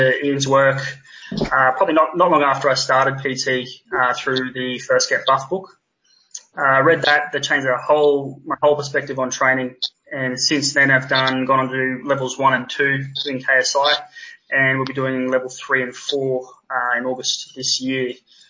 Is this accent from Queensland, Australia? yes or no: yes; Gold Coast, Queensland, Australia; I'm from the Gold Coast, Australia.